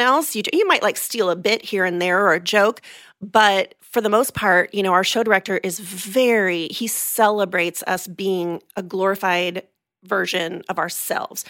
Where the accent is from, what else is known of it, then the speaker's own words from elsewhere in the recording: California, United States; moved away as an adult; now in Orlando, United States; I'm originally from California, um, from the San Diego and L A areas. Moved here in two thousand three